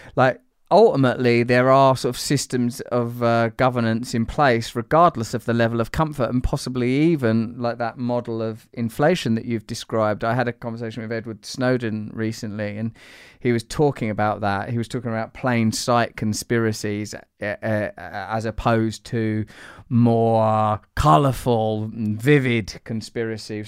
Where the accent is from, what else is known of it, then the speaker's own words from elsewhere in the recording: England, United Kingdom; I'm English